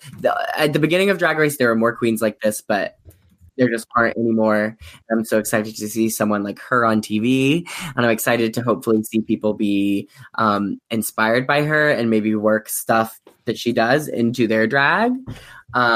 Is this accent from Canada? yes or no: no; Missouri, United States; We're both from Missouri